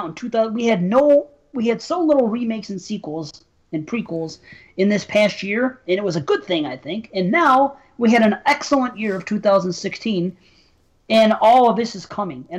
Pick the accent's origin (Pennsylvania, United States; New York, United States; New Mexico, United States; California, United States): New York, United States; North Tonawanda; it was filmed in my hometown. We can go back to North Tonawanda